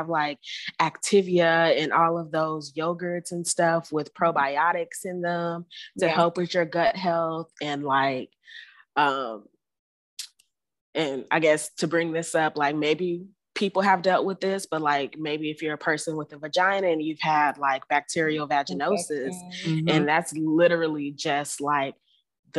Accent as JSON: {"language": "English", "town": "Houston", "region": "Texas", "country": "United States", "tie": "born or raised there", "also_born_or_lived": "Northern California / Washington, District of Columbia, United States / College Station, Texas / Davis, California", "moved": "as an adult", "lives_now": "Florida, United States", "said": "I was raised in Houston, Texas"}